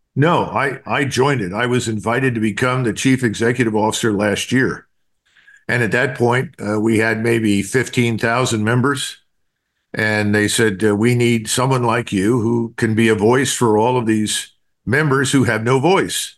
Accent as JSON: {"language": "English", "town": "Philadelphia", "region": "Pennsylvania", "country": "United States", "tie": "born or raised there", "said": "I'm from Philadelphia"}